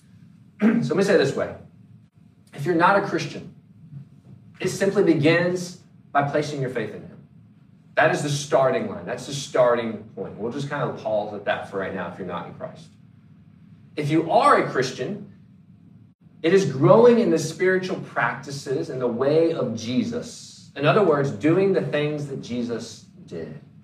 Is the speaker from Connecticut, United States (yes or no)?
no; North Carolina, United States; moved away; I'm originally from the East Coast or from North Carolina